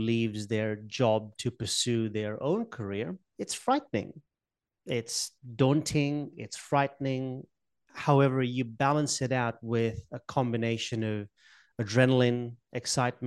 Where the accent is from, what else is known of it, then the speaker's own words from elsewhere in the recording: Mombasa, Mombasa County, Kenya; moved away; I was born in Kenya, in Africa. I'm from a little island off the coast of Kenya called Mombasa